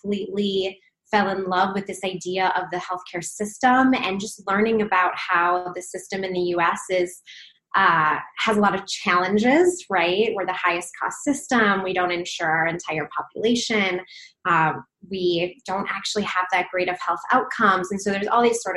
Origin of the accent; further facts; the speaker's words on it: Minnesota, United States; moved away as an adult; also born or lived in Wisconsin / Baltimore, Maryland; now in Los Angeles, United States; I'm originally from Minnesota, so not too far from Canada